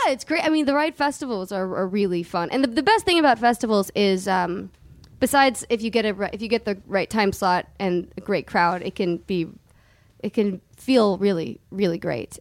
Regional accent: Southern California, United States; we grew up like in Southern California

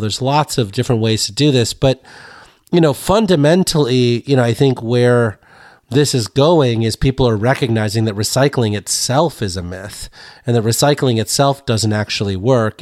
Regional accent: Sterling, Illinois, United States; my hometown in Sterling, Illinois

